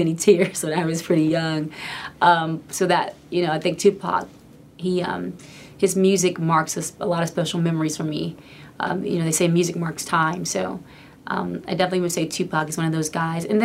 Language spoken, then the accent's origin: English; Atlanta, Georgia, United States; my hometown